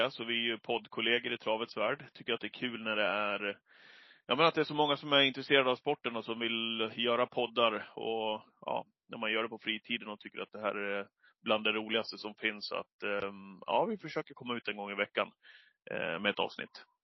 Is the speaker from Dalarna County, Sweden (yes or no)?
yes; Leksand, Dalarna County, Sweden; Och eh, vi, eller jag är uppväxt i, i Leksand i Dalarna, men eh, vi var väldigt mycket uppe hos min farmor och farfar när jag var yngre.